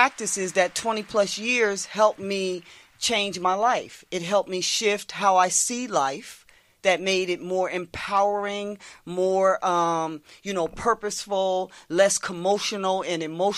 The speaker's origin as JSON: {"language": "English", "town": "West Trenton", "region": "New Jersey", "country": "United States", "tie": "born or raised there", "said": "I grew up in West Trenton"}